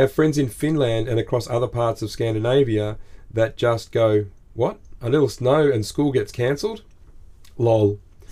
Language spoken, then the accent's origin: English; Australia; We're Aussie blokes, we're dads and we're entrepreneurs